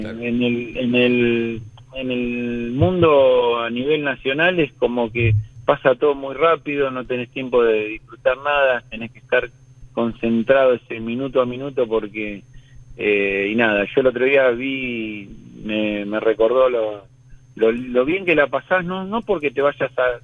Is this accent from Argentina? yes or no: yes; Hurlingham, Buenos Aires Province, Argentina; yo soy de Burlingame